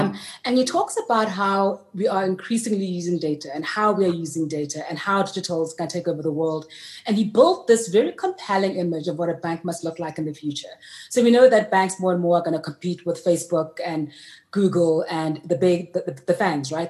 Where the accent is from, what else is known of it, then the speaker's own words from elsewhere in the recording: Soshanguve, Gauteng, South Africa; I was born in Sochanguve, which is just north of Pretoria